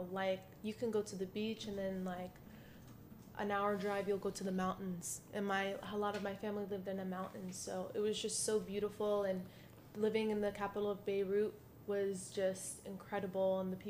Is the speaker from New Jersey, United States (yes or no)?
yes; Teaneck, New Jersey, United States; born there; also born or lived in Lebanon / Pittsburgh; So I was born in Teaneck, New Jersey, and we lived there for like 3 years. Then we moved to Lebanon, because that's where my whole entire family lives.